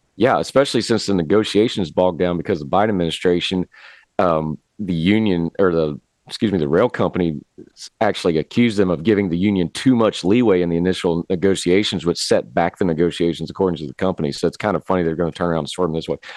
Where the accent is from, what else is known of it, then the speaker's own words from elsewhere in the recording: West Virginia, United States; I'm from West Virginia. We got coal trains